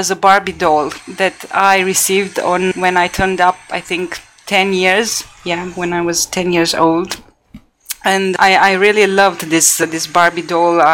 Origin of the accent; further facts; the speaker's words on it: Bucharest, Romania; born there; I was born in Bucharest. Yeah.